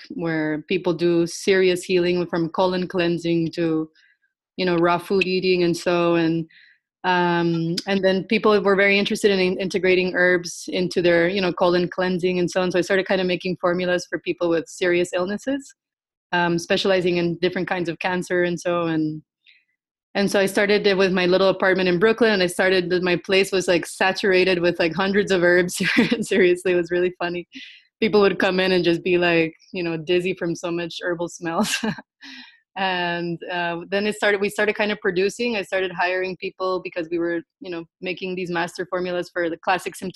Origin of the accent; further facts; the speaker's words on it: Costa Rica; I am born and raised in Costa Rica